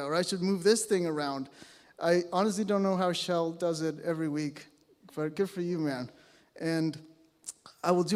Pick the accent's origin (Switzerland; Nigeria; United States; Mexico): Mexico; moved away as an adult; now in British Columbia, Canada; I was born and raised in Mexico